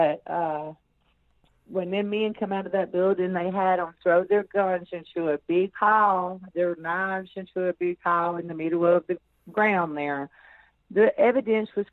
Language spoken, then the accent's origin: English; Arkansas, United States; I'm from Arkansas